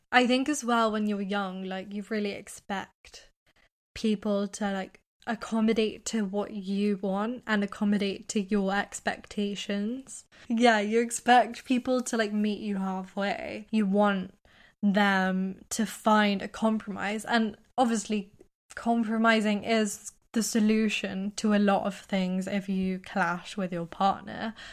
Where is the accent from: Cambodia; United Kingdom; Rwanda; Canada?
United Kingdom; accent: British; also born or lived in United States; I'm British